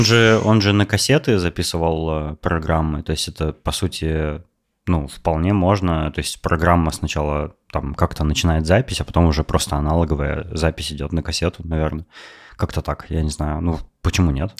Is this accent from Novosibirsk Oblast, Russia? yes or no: yes; Novosibirsk, Novosibirsk Oblast, Russia; moved away as an adult; now in Netherlands; я из России, из Новосибирска